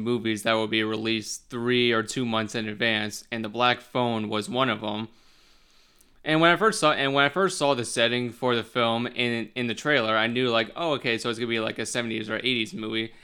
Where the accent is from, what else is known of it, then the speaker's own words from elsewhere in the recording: Charlotte, North Carolina, United States; also born or lived in Wilmington, North Carolina; I am currently from Charlotte of North Carolina